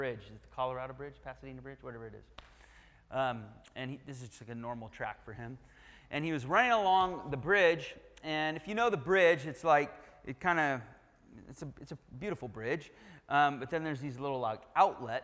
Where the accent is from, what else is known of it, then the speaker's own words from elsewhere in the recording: United Kingdom; I'm British